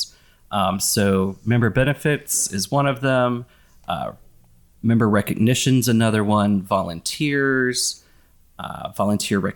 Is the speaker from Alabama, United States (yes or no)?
yes; Birmingham, Alabama, United States; now in Austin, United States; I worked as a rides operator at a small amusement park in Birmingham, Alabama, where I grew up